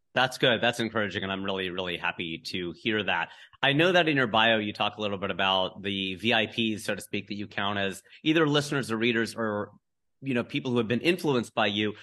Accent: Cincinnati, Ohio, United States; moved away; my hometown of Cincinnati

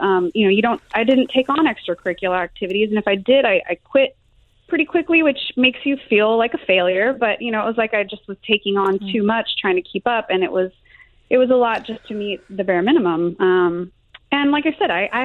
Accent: Salt Lake City, Utah, United States; moved away; I grew up in Salt Lake City for a while

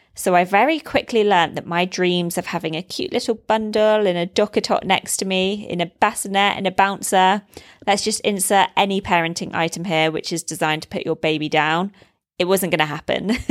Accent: United Kingdom; moved away as an adult; now in Dubai, United Arab Emirates; I'm a British expat living in Dubai, UAE, with my partner and baby girl

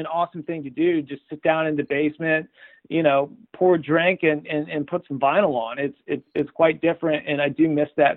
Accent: Marietta, Georgia, United States; where I grew up in Marietta, Georgia

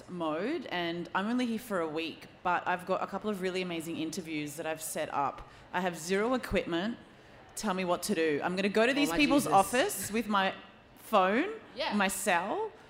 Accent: Australia; I'm Australian, in case you didn't guess.

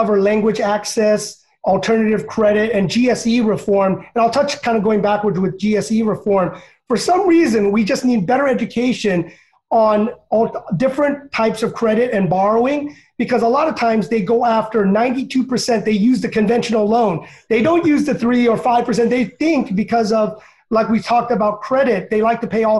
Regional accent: United States; I was born in America, sometimes, you know, they treat me as an immigrant

